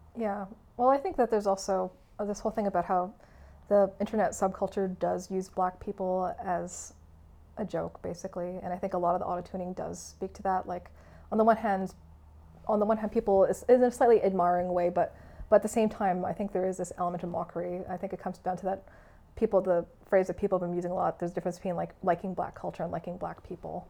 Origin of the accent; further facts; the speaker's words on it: Canada; first language English; I was born in Canada, and uh, English has been my primary language